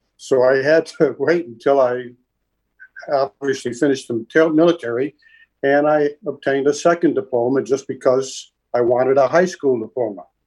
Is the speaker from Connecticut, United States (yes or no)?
yes; Hartford, Connecticut, United States; We grew up in Hartford, Connecticut